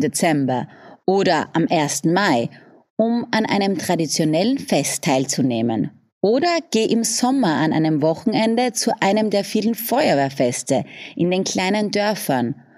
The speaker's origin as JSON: {"language": "German", "region": "Styria", "country": "Austria", "tie": "born or raised there", "accent": "South Styrian", "first_language": "South Styrian dialect", "said": "In der Steiermark bin ich geboren und aufgewachsen"}